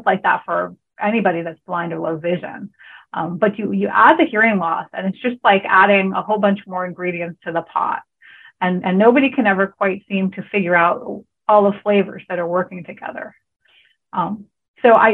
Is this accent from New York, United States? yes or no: no; California, United States; moved away as an adult; also born or lived in Hawaii; I grew up in California